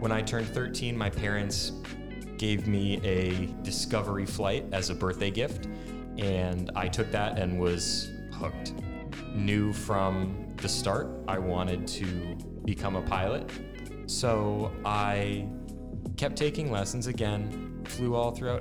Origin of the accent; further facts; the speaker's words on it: Connecticut, United States; moved away as an adult; now in Florida, United States; born and raised in Connecticut, I came down to Florida Tech